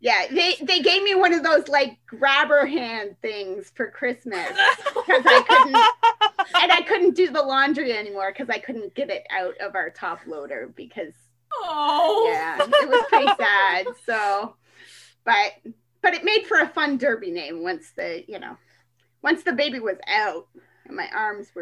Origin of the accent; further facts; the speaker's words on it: Canada; as a Canadian